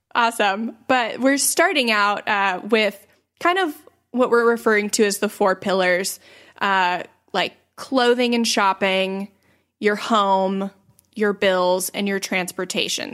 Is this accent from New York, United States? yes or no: no; St. Petersburg, Florida, United States; I was born in nineteen eighty-nine in Saint Petersburg, Florida. So that currently makes me twenty-eight, almost twenty-nine. Uh, and I still live in Saint Petersburg, Florida